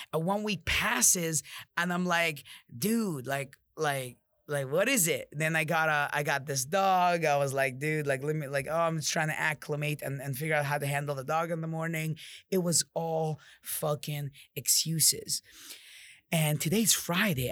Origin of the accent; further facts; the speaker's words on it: Jordan; I'm from Jordan, I'm mod, I'm Arab